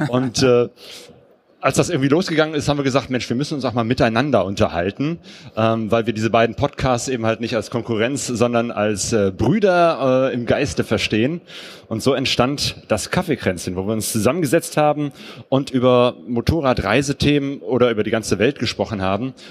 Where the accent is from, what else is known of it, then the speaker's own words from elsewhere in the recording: Bergisch Gladbach, North Rhine-Westphalia, Germany; also born or lived in Cologne; now in Essen, Germany; ich bin hier nicht aufgewachsen, sondern in Bergisch Gladbach